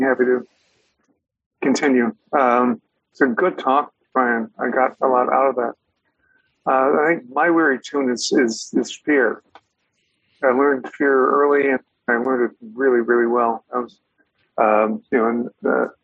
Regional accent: United States; I'm an American

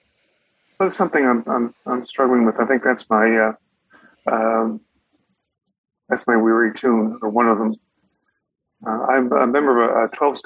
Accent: United States; I'm an American

